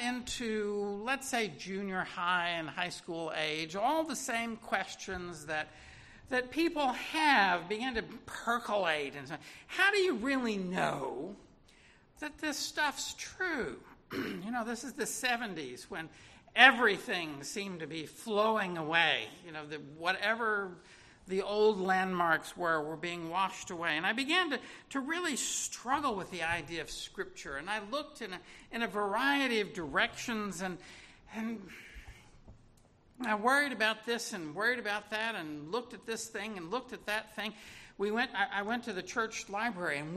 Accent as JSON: {"language": "English", "town": "Little Rock", "region": "Arkansas", "country": "United States", "tie": "born or raised there", "said": "I was born in Little Rock, Arkansas in 1958"}